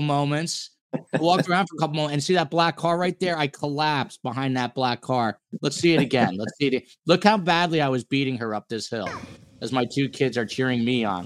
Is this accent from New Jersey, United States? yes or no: yes; Highland Park, New Jersey, United States; I'm from Highland Park, New Jersey